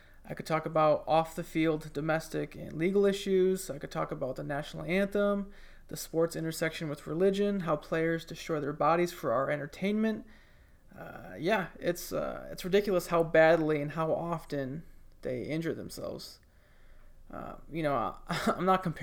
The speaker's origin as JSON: {"language": "English", "region": "Michigan", "country": "United States", "tie": "born or raised there", "moved": "yes", "lives_now": "Tuscaloosa, United States", "said": "when I was like 6 or 7 years old, growing up in Michigan"}